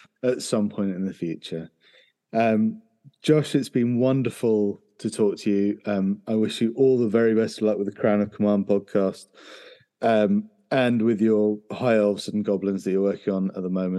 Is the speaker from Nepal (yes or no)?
no; United Kingdom; being British